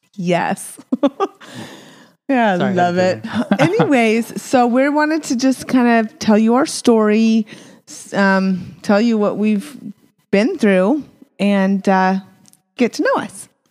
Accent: Apache Junction, Arizona, United States; also born or lived in Provo, Utah; I was born in Provo, Utah. Woo, woo. And we moved down to Arizona, so another bubble, Mormon bubble, right? Um, but we we ended up being in Apache Junction

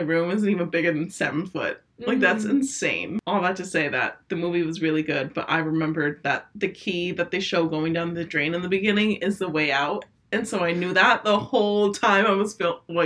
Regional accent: New Jersey, United States; We're from New Jersey

